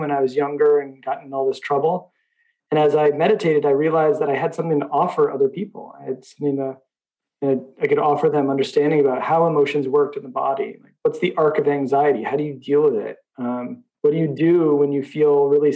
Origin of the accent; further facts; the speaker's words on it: Boston, Massachusetts, United States; also born or lived in Myanmar; I'm from Boston